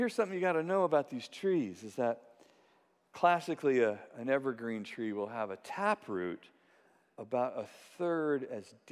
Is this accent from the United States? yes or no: yes; California, United States; I'm from California